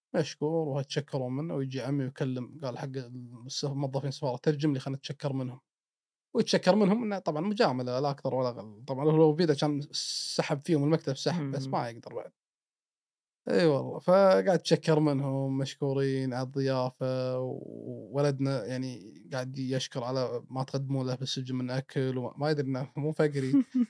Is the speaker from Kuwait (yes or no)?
yes; Kuwait; انا من الكويت